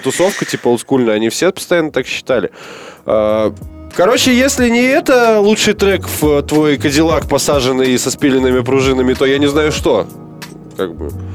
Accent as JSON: {"language": "Russian", "town": "Omsk", "region": "Omsk Oblast", "country": "Russia", "tie": "born or raised there", "said": "в родном городе на бесплатный около СКК имени Блинова"}